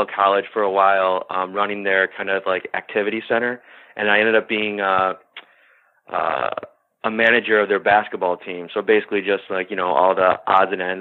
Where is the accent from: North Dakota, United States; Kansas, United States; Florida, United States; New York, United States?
New York, United States; Amherst; also born or lived in Dallas, Texas / Las Vegas, Nevada; now in Buffalo, United States; I was born in Amherst, grew up in that area